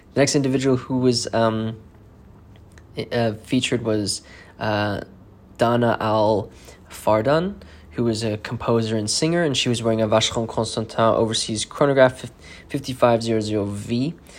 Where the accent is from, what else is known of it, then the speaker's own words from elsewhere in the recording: South Africa; moved away; I'm originally from South Africa